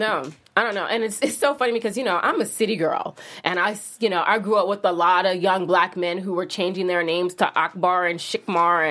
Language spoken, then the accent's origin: English; New York City, New York, United States; moved away; I'm a New Yorker